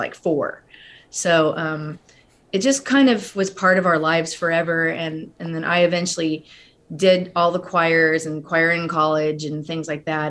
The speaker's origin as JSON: {"language": "English", "area": "Central Coast", "region": "California", "country": "United States", "tie": "born or raised there", "said": "I grew up in California. We're originally from the Central Coast"}